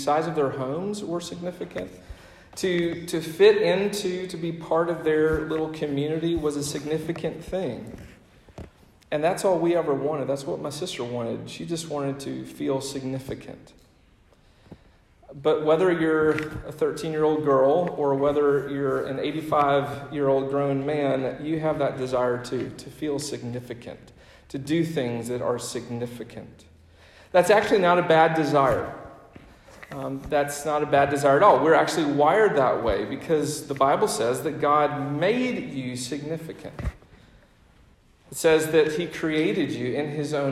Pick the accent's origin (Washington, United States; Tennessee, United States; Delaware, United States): Tennessee, United States; Memphis; My siblings and I, we grew up in the Memphis, Tennessee area